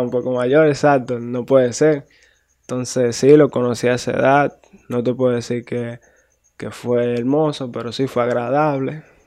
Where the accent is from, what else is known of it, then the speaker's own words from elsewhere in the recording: Guananico, Puerto Plata, Dominican Republic; nací allá en Puerto Plata, me crié en Guananico, Rincón Caliente.